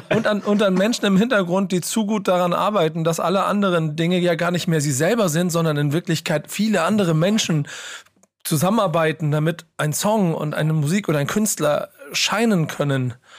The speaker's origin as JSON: {"language": "German", "region": "Hamburg", "country": "Germany", "said": "ich bin Hamburger"}